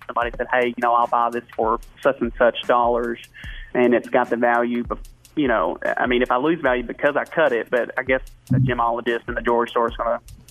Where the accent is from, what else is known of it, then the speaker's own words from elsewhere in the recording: Searcy, Arkansas, United States; So I grew up in Searcy, Arkansas.